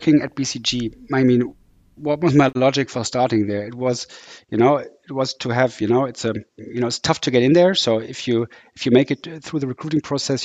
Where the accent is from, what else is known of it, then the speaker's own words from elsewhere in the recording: Düsseldorf, North Rhine-Westphalia, Germany; moved away as an adult; also born or lived in Sweden; now in Hamburg, Germany; I'm from Düsseldorf, which is in the west of Germany. Came to Hamburg about 21 years ago when I came here to study engineering.